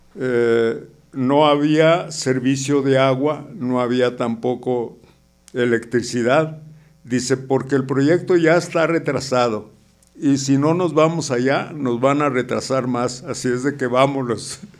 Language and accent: Spanish; San Luis Potosí, Mexico; moved away; Yo originario yo soy de San Luis Potosí